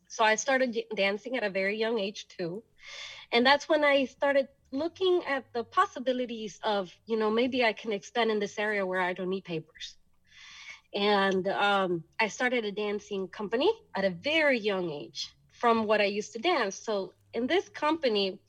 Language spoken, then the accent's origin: English; Houston, Texas, United States; also born or lived in El Salvador; they decided to come back to Houston, Texas, which is where we reside at the moment